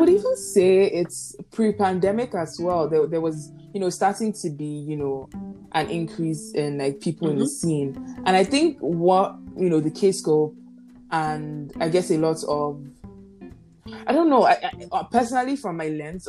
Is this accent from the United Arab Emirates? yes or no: no; Nigeria; accent: Yoruba; English is a second language; my Yoruba accent is about to betray me.